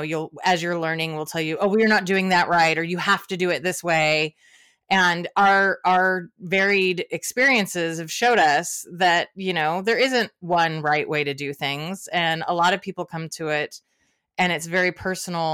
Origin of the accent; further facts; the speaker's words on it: Portland, Oregon, United States; I'm from Portland, Oregon